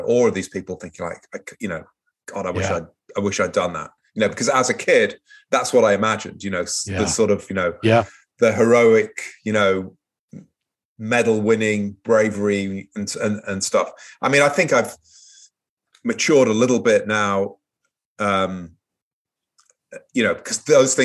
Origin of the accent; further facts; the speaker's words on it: Manchester, North West England, United Kingdom; moved away as an adult; also born or lived in Portsmouth, England; I grew up in Manchester, an industrial city in northwest of England